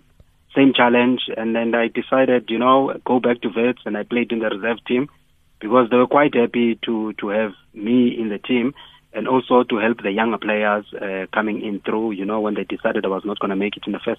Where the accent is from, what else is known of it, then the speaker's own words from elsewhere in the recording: Eastern Cape, South Africa; moved away as an adult; also born or lived in Johannesburg; I came from Eastern Cape, specifically chose to come to Wits University